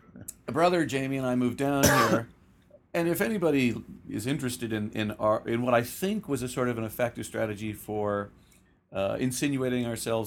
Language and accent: English; Guelph, Ontario, Canada; I was raised in Guelph, about an hour west of Toronto